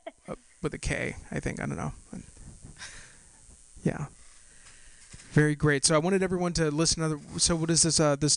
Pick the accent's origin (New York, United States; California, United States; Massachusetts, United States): California, United States; Castro Valley; I'm from Castro Valley, San Ramon, just right there on the borderline, where the cows and the Chevron headquarters.